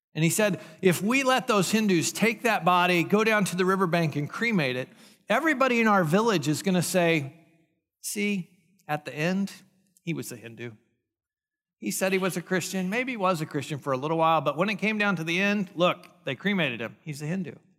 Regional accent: United States; I'm an American

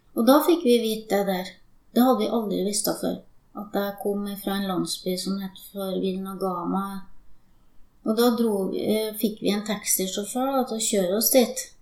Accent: Steinkjer, Trøndelag, Norway; also born or lived in Sri Lanka / Finnmark; jeg er fra Steinkjer, så det er der jeg er oppvokst.

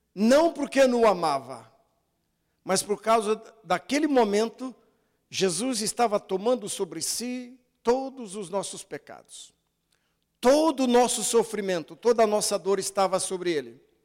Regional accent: Brazil; sou brasileiro

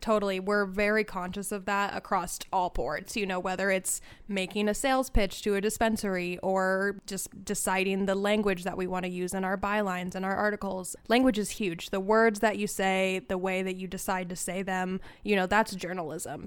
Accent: Cave Junction, Oregon, United States; I grew up in Cave Junction

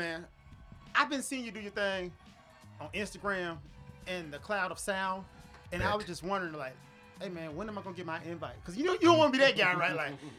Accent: Memphis, Tennessee, United States; moved away as an adult; now in Japan; So I'm from Memphis, Tennessee, by way of Arkansas. Right, so I was born in West Memphis, Arkansas.

